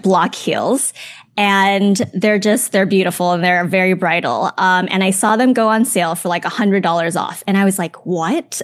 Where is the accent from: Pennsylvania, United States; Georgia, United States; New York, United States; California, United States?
California, United States; Los Angeles; I'm from the Los Angeles area